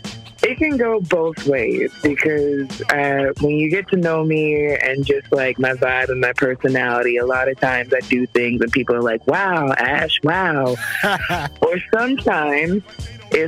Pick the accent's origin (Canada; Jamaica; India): Jamaica; you know, I'm Jamaican, so I'm like, y'all babies want to eat, like.